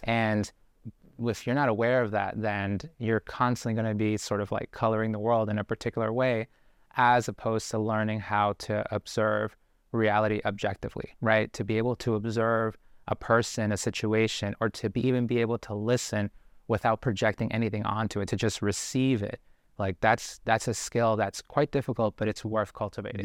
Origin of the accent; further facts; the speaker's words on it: Boston, Massachusetts, United States; also born or lived in Guayaquil, Ecuador; we moved to Boston when I was four years old